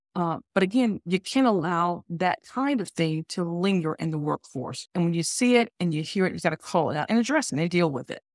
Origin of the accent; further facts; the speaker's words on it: Alabama, United States; I grew up in South, in the South, I grew up in Alabama, a, in the Bible Belt